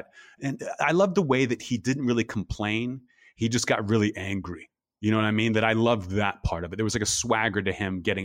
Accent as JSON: {"language": "English", "town": "Pittsburgh", "region": "Pennsylvania", "country": "United States", "tie": "born or raised there", "also_born_or_lived": "New Orleans", "moved": "as an adult", "lives_now": "Los Angeles, United States", "said": "I'm like Upper St. Clair class of 97"}